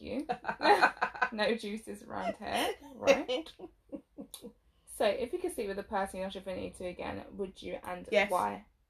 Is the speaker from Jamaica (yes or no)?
yes; Jamaica; that I'm Jamaican myself.